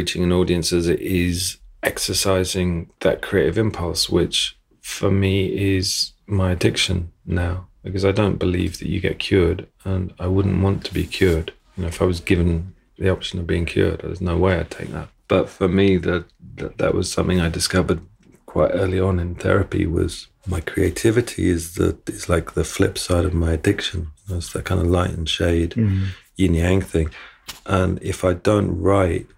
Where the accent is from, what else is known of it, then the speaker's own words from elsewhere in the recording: England, United Kingdom; And because we're English